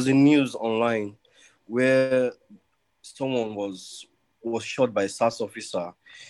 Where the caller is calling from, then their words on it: Delta, Nigeria; Delta State.